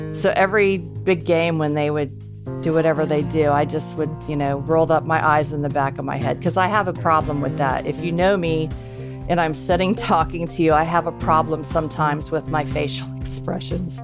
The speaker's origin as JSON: {"language": "English", "town": "Columbus", "region": "Ohio", "country": "United States", "tie": "born or raised there", "said": "I grew up in Columbus, Ohio"}